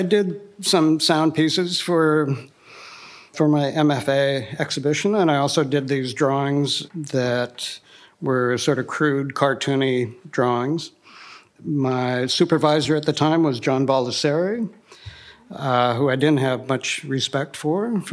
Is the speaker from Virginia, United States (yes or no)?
no; Seattle, Washington, United States; moved away; also born or lived in Los Angeles; I was from the Seattle area originally